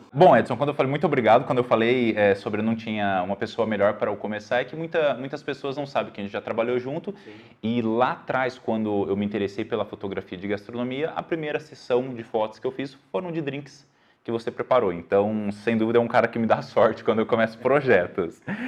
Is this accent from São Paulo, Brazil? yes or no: yes; São José do Rio Preto, São Paulo, Brazil; accent: R do interior; Somos de São José do Rio Preto, São Paulo, e por isso vamos falar com o R do interior.